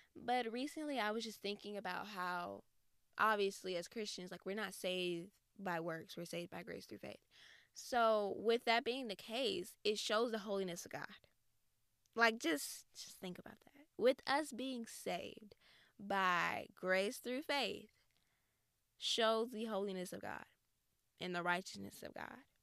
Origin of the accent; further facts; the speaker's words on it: the South, United States; I'm from the South